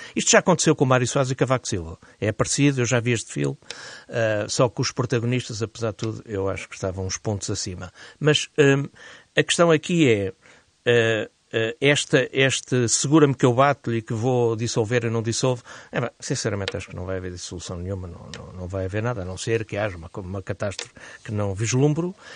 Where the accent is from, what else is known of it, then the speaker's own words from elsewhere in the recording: Portugal; enquanto português e cidadão